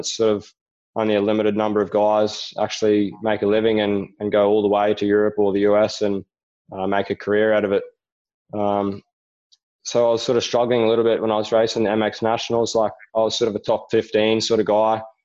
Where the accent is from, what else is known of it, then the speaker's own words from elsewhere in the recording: Rockhampton, Queensland, Australia; my hometown in Rockhampton